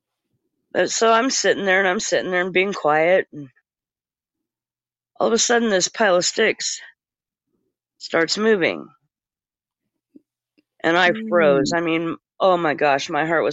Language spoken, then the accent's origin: English; Eastern Oregon, United States; I grew up way out in the Boontoolies in Eastern Oregon